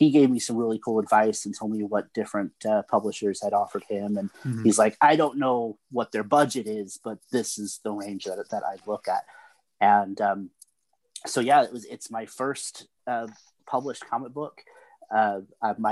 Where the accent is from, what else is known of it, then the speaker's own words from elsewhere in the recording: Oklahoma, United States; Oklahoma, my home state